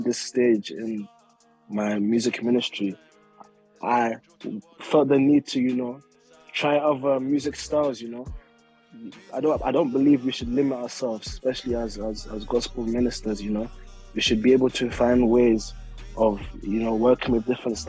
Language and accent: English; London, United Kingdom; I was born in Southeast London